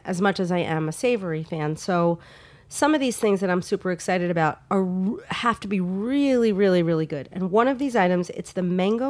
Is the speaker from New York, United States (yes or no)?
yes; New York, United States; I grew up in New York